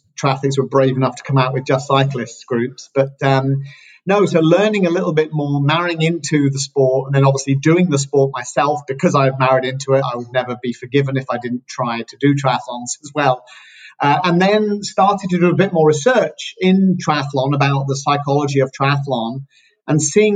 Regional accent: United Kingdom; moved away as an adult; also born or lived in California; now in San Diego, United States; I'm British, same as Leslie, moved out to California, where we now live

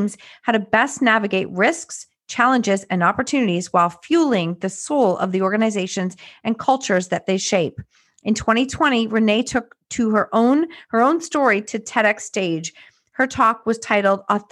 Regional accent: Canada; us Canadians who are here in the winter

